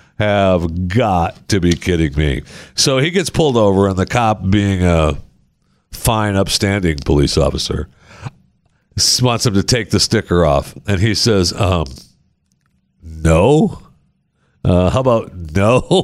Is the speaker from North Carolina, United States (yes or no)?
no; Michigan, United States; born there; I was born in Michigan, man. We hate Ohio, okay?